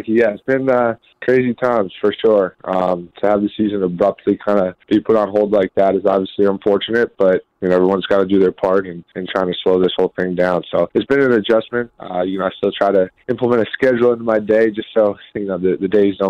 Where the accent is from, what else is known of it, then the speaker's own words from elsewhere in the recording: Northeast, United States; Growing up in the Northeast